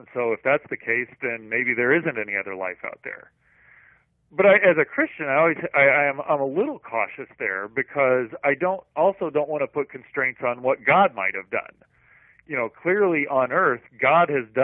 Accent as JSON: {"language": "English", "area": "Missouri and Iowa", "region": "Midwest", "country": "United States", "tie": "born or raised there", "moved": "yes", "lives_now": "California, United States", "said": "I grew up in Missouri and Iowa, and we've got very good soil for growing things"}